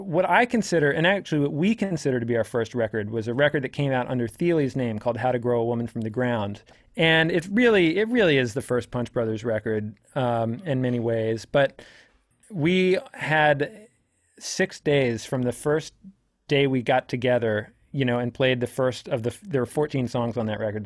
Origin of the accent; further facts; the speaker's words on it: DC area, Virginia, United States; I'm from Virginia, kinda D C area